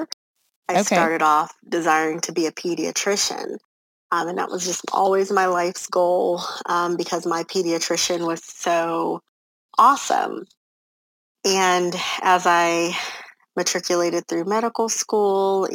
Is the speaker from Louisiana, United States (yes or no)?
no; Los Angeles, California, United States; moved away as an adult; now in Texas, United States; I come from Los Angeles, California, born and raised, the middle child of 11 children